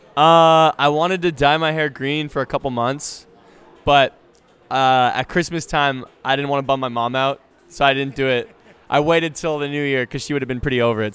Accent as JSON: {"language": "English", "country": "Canada", "said": "I played hockey because I'm Canadian"}